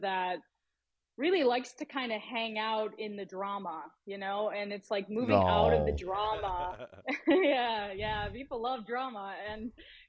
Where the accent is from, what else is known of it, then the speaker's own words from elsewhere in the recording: Buffalo, New York, United States; moved away as an adult; I was really sheltered growing up in South Buffalo